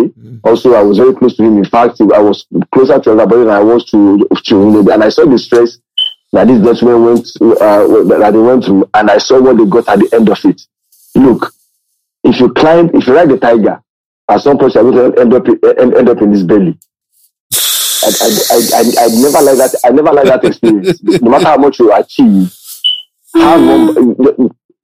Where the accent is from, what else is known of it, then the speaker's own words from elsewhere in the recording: Ogun State, Nigeria; I'm not a bona fide Ibadan person. I'm from the Kenyan Ogun State